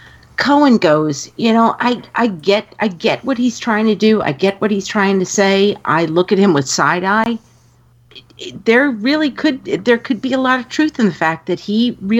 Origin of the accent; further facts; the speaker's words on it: New York, United States; I grew up in New York in the 80s.